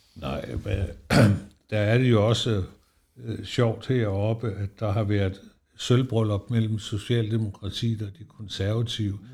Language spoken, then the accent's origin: Danish; Esbjerg, Southern Denmark, Denmark; now in Helsingør, Denmark; Jeg har boet heroppe i 50 år, fordi jeg er jo fra Esbjerg